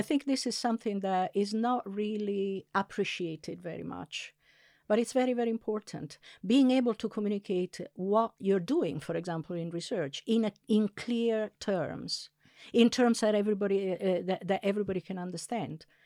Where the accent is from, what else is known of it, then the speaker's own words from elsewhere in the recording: Italy; first language Italian; English is a second language; moved away; I'm actually Italian. I, I, uh, I was born and raised in Italy, and I grew up as a passive bilingual